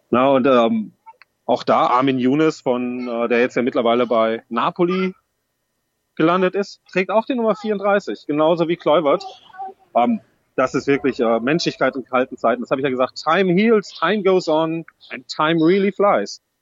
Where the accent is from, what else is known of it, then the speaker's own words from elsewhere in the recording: Wolfsburg, Lower Saxony, Germany; Ist meine Heimat Wolfsburg.